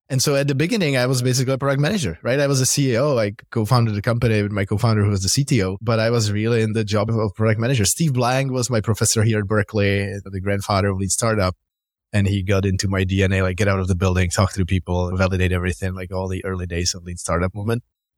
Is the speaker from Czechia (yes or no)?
yes; Prague, Czechia; moved away as an adult; now in Bay Area, United States; Yeah, I'm originally Czech from Prague. I moved to the Bay Area 16 years ago.